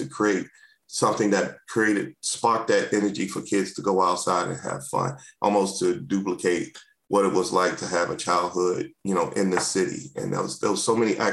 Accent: Washington, District of Columbia, United States; moved away as an adult; also born or lived in Prince George's County, Maryland; now in Maryland, United States; I grew up in Washington, D.C., born and raised

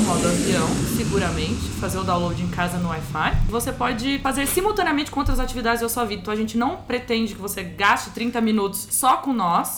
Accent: Leme, São Paulo, Brazil; Eu sou de Leme, da Roça.

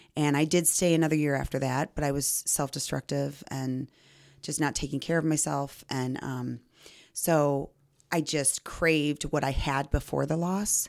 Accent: Belvidere, Illinois, United States; I grew up in Belvedere.

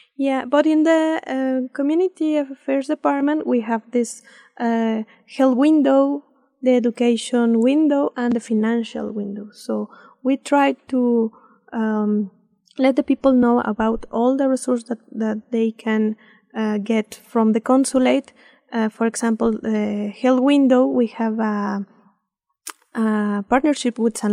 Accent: Mexico City, Mexico; English is a second language; moved away as an adult; now in Idaho, United States; I'm from uh, Mexico City. I'm born in Mexico City, and then I study there in the University uh, Autónoma of Mexico

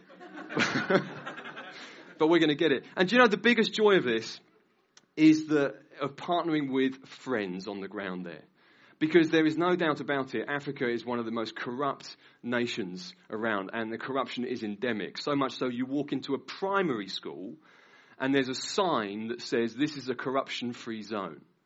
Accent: Norwich, East of England, United Kingdom; I've lived in Norwich all my life, I've been a Christian, though, now for about 19 years, 20 years

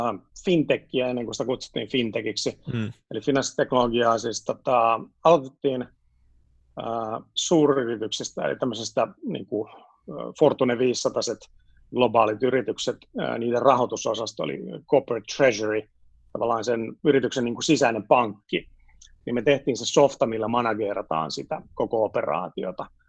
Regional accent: Helsinki, Uusimaa, Finland; moved away as an adult; also born or lived in Sweden / France / United States / London; mä olen siis syntyperäinen etutöölöläinen

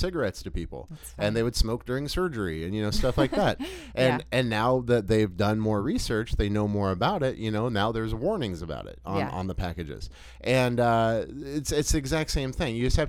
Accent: Texas, United States; as we call it in Texas, that just reminded me, because growing up in the South, like you learn like everything is Coke.

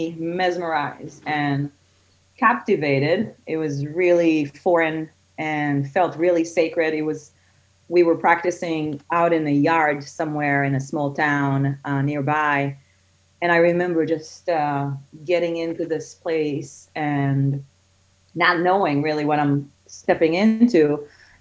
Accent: Israel; moved away as an adult; now in Doylestown, United States; I'm actually originally I'm from Israel. I live here for about 16 years with my family.

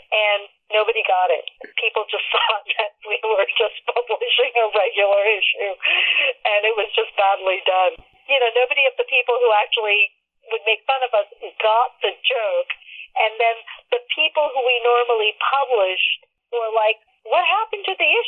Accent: Pakistan; born there; and I was born in Pakistan, so I had a copy of my original birth certificate, but it, did that one didn't fly because it was in Urdu.

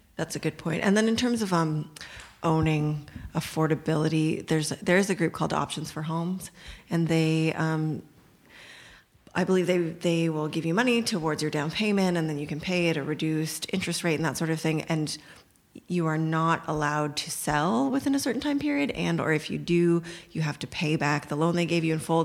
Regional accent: Toronto, Ontario, Canada; I grew up in North Scarborough

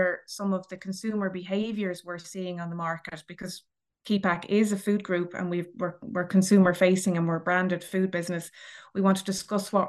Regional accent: Dublin, Leinster, Ireland; I'm from Dublin originally

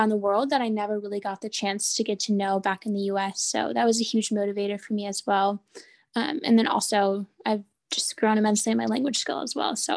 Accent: North Dakota, United States; moved away as an adult; also born or lived in Notre Dame, Indiana; now in Amman, Jordan; I'm originally from North Dakota

